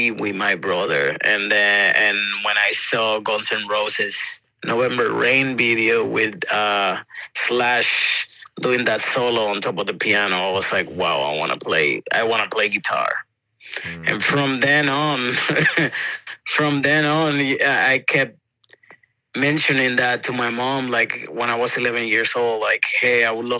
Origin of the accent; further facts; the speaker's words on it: Santo Domingo, Distrito Nacional, Dominican Republic; English is a second language; moved away as an adult; also born or lived in Boston, United States; now in Brooklyn, New York, United States; I grew up in the capital, in Santo Domingo.